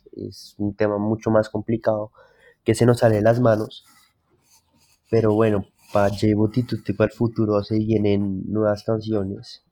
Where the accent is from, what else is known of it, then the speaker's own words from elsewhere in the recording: Bogotá, Colombia; yo nací en Bogotá, soy, de acá de Bogotá